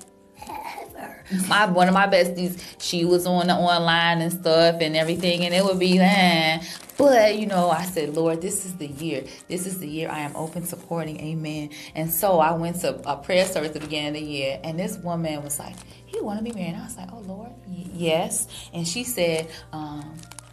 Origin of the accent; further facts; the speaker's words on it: Chicago, Illinois, United States; moved away as an adult; now in Los Angeles, United States; I'm Chicago.